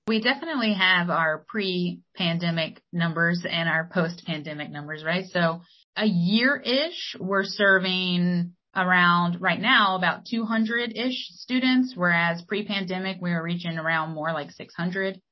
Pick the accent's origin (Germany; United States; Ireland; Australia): United States; Wilmington, North Carolina; moved away; growing up in Wilmington or in New Hanover County.